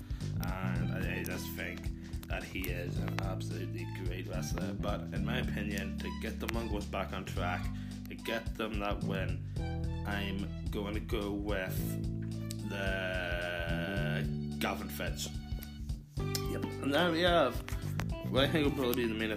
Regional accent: Ireland; I'm Irish, and I'm proud, proud, proud to be Irish

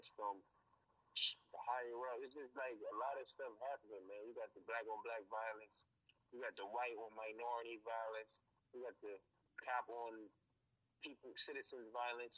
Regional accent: Philadelphia, Pennsylvania, United States; I'm from Philly. Philly's finest

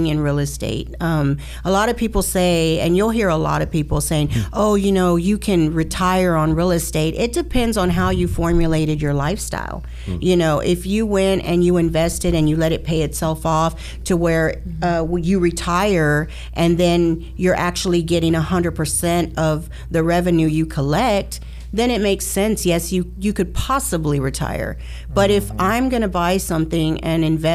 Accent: Houston, Texas, United States; born and raised in Houston, Texas, been here all my life

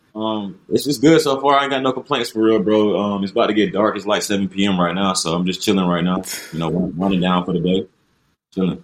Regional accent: Columbia, South Carolina, United States; I'm from Columbia, born and raised Columbia, South Carolina.

